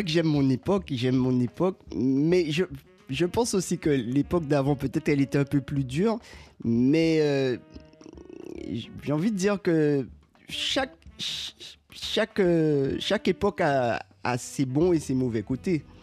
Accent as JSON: {"language": "French", "country": "Guadeloupe", "tie": "born or raised there", "said": "moi j'ai grandi en Guadeloupe."}